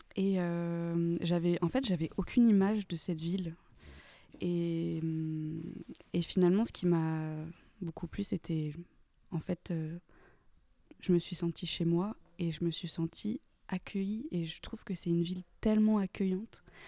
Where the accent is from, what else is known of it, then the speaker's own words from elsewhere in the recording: Saint-Étienne, Auvergne-Rhône-Alpes, France; moved away as an adult; also born or lived in Aix-en-Provence; now in Marseille, France; je viens de Saint-Étienne